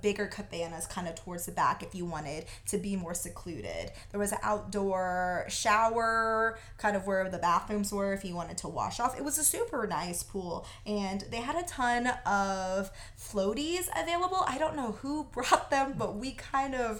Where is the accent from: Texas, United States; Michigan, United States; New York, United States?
Texas, United States; we're from Texas